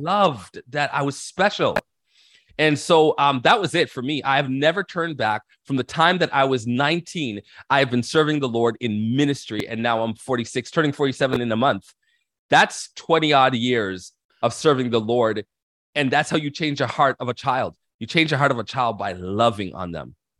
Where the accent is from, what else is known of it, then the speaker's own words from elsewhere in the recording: Toronto, Ontario, Canada; I was born and raised in Canada, so I'm Canadian, um, in Toronto specifically